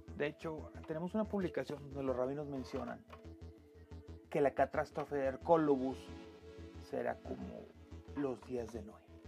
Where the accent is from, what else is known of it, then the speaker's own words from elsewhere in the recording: Saltillo, Coahuila, Mexico; en Saltillo, en mi ciudad natal